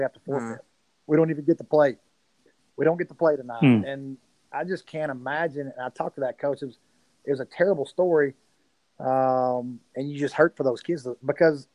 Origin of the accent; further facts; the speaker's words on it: Sulphur Springs, Texas, United States; moved away as an adult; also born or lived in Denton; now in Van, United States; Springs is an hour from here. It's my hometown where I grew up.